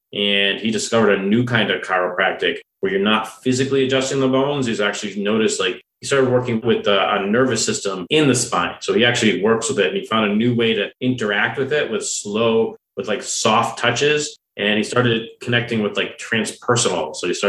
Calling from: Longmont, Colorado, United States; We're in Colorado, in the Boulder area, Longmont, Colorado.

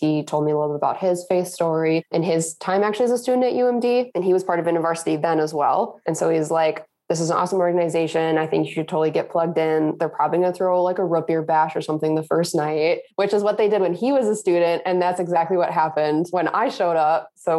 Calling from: Duluth, Minnesota, United States; I'm currently in Duluth, Minnesota.

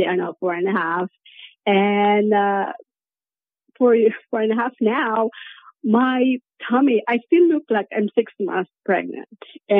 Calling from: Norway; I am currently calling from Europe in Norway.

